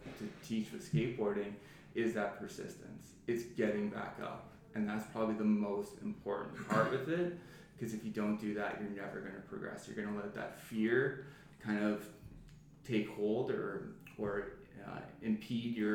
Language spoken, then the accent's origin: English; Medicine Hat, Alberta, Canada; I grew up in Medicine Hat, Alberta, and my father was an insurance broker